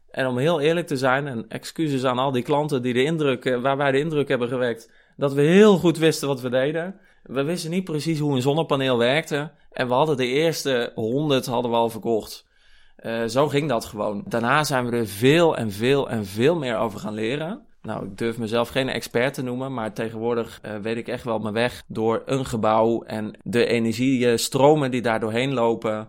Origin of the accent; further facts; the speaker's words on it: Kampen, Overijssel, Netherlands; moved away as an adult; now in Utrecht, Netherlands; Ik kom van oorsprong uit Kampen. Daar ben ik opgegroeid.